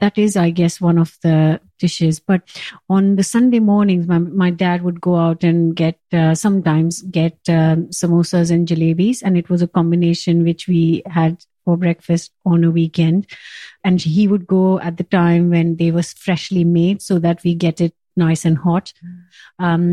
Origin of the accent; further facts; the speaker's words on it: India; moved away as an adult; now in Kent, United Kingdom; I was born and brought up in India